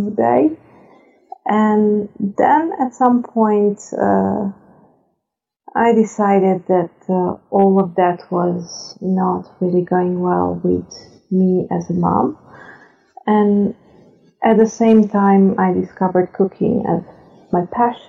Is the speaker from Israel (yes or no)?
no; Serbia; moved away as an adult; now in Netherlands; I'm originally from Serbia. I've been living in the Netherlands for 18 years now